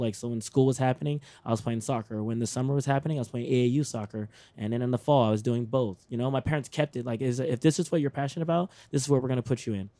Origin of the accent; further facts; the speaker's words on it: Texas, United States; I'm from Texas